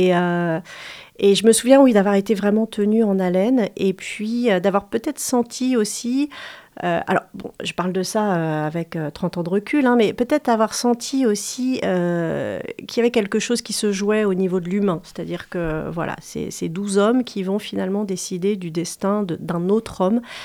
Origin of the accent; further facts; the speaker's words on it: Angers, Pays de la Loire, France; je suis née à, Angers, c'est très banal